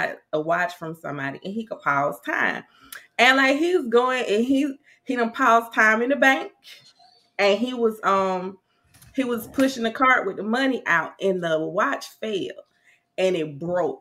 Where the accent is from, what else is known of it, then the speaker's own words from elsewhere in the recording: South Carolina, United States; now in Nashville, United States; I'm originally from South Carolina, but I reside in Nashville.